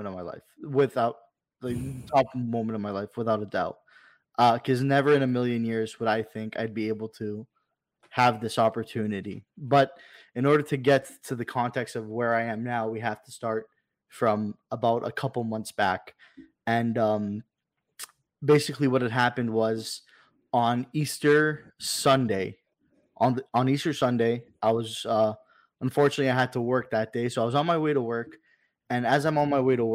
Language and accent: English; Toronto, Ontario, Canada; now he comes to my hometown.